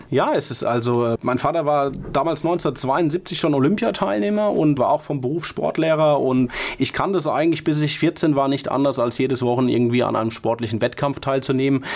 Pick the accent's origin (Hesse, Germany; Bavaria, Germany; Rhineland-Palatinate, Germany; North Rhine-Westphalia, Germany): Rhineland-Palatinate, Germany; Mainz; als Mainzer